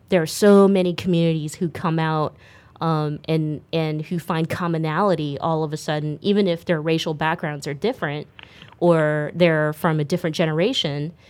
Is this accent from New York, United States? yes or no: no; Stockton, California, United States; now in San Francisco Bay Area, United States; I grew up in a single parent home in Stockton, California